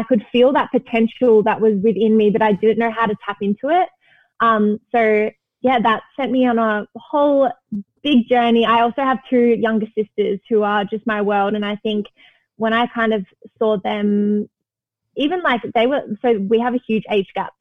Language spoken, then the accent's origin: English; Melbourne, Victoria, Australia; I grew up in Melbourne, which I loved